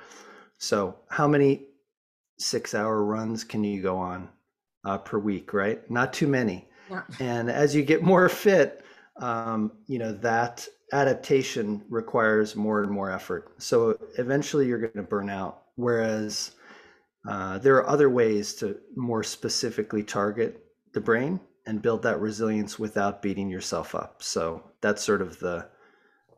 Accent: Boulder, Colorado, United States; I grew up in the States, in Boulder, Colorado

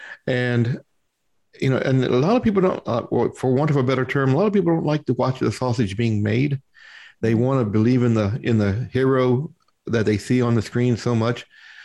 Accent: Louisville, Kentucky, United States; now in Richmond, United States; I'm a transplant from Louisville, Kentucky.

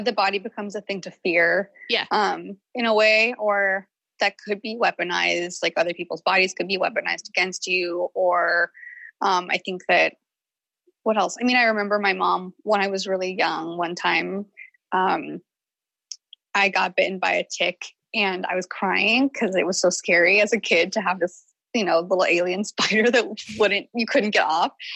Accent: the South, United States; I grew up in the South

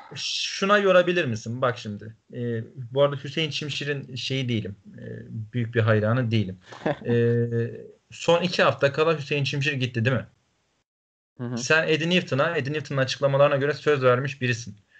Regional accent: Trabzon, Turkey

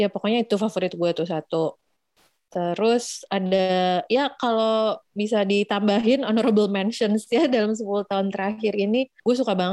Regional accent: Jakarta, Indonesia; kena banget sebagai orang Jakarta yang punya love hate relationship dengan kota ini

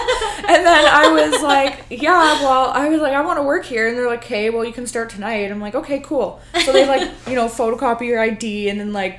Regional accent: Ontario, Canada; born or raised there; moved away

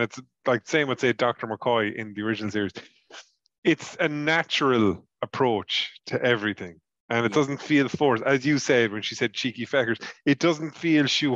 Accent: Ireland; I'm an Irishman.

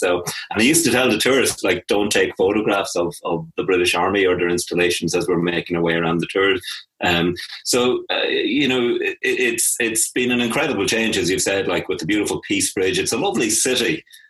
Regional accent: County Offaly, Leinster, Ireland; moved away as an adult; now in Derry, United Kingdom; I'm actually from County Offaly on the River Shannon there, and I came to university up here about 30 years ago.

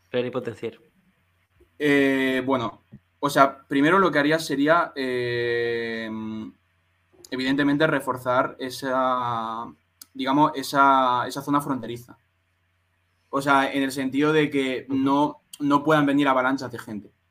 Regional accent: Western Sahara; yo soy un saharaui y estoy hasta los cojones

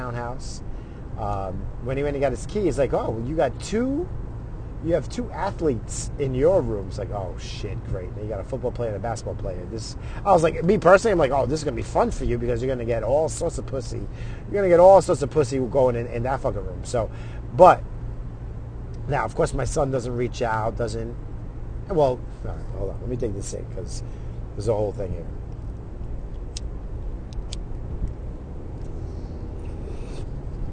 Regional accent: Brentwood, New York, United States; I grew up in Brentwood. Growing up, that was the hood

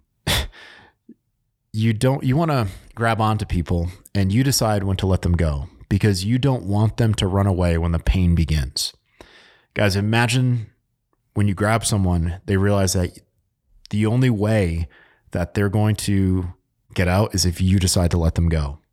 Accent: Connecticut, United States; moved away; I'm from Connecticut

